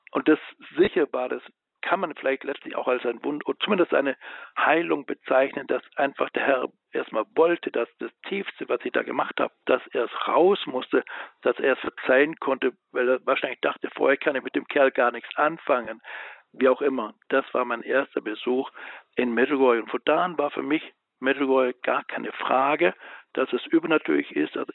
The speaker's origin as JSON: {"language": "German", "town": "Biberach an der Riss", "region": "Baden-Württemberg", "country": "Germany", "tie": "born or raised there", "said": "in meiner Heimatstadt, wo ich dann groß war und auch in der Schule, wo ich mit Albrecht in einer Klasse war, das ist Biberach an der Riss."}